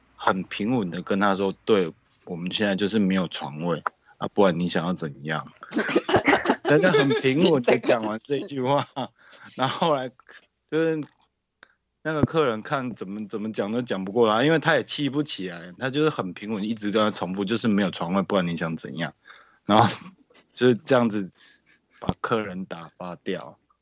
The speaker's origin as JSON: {"language": "Chinese", "country": "Taiwan", "said": "我来自台湾"}